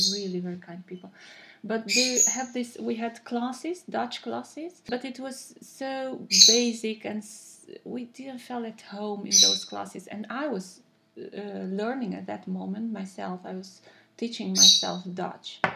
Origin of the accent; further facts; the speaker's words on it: Cluj-Napoca, Cluj County, Romania; first language Romanian; English is a second language; moved away as an adult; now in Netherlands; I'm coming from Cluj, Napoca in Romania